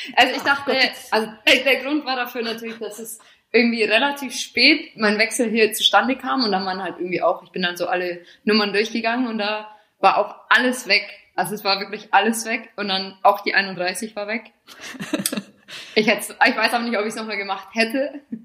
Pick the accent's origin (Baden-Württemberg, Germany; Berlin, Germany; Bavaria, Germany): Bavaria, Germany; moved away as an adult; also born or lived in England; now in Milan, Italy; das habe ich dann so ein bisschen in meiner Heimat gemacht, also so von Bayern